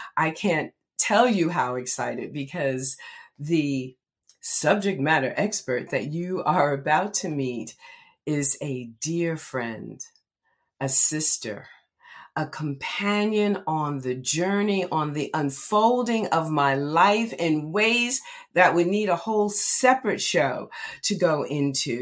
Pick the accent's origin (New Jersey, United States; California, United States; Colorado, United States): New Jersey, United States; Red Bank; Red Bank is in the house, my hometown